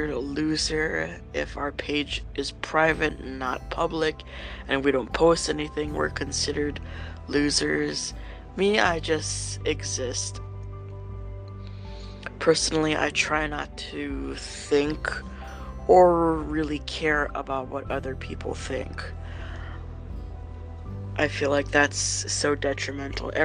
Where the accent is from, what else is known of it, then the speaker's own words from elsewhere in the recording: Hawaii, United States; moved away; I grew up in Hawaii